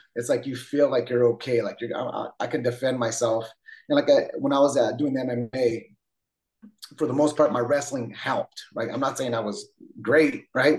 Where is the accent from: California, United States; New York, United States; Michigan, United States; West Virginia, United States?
California, United States; San Jose; also born or lived in Twain Harte, California; I grew up in San Jose, uh, kind of for the most part on the east side